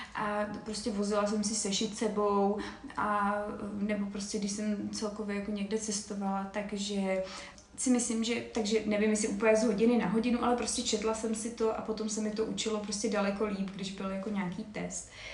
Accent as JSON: {"language": "Czech", "country": "Czechia", "said": "jako Češi"}